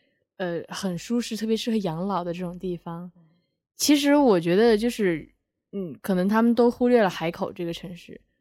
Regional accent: Zhejiang, China; moved away as an adult; also born or lived in Hainan; 从浙江还是我老家

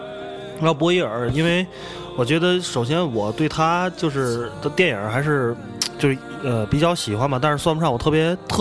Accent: Tianjin, China; 我从小在河北区，我觉得就是在这种，因为天津是一个传统的工业城市嘛，

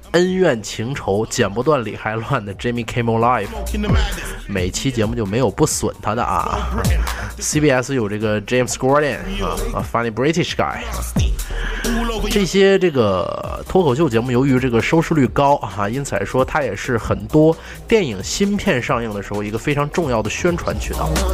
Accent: Northeast China, China; accent: Northeastern; 用我们东北话说

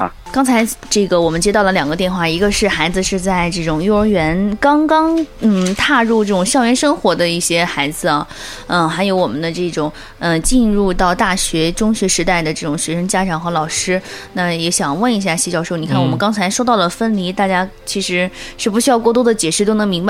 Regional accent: Jiaodong, Shandong, China; moved away as an adult; now in Zibo, China; 我虽然说我在山东省内， 嗯， 但我是胶东人，然后我来到淄博。

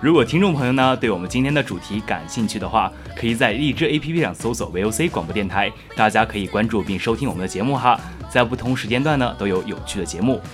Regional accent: Xinjiang, China; moved away; 我们的新疆那边儿

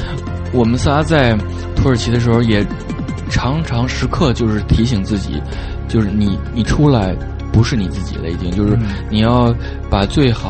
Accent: Beijing, China; 就是因为我是在地的北京人，

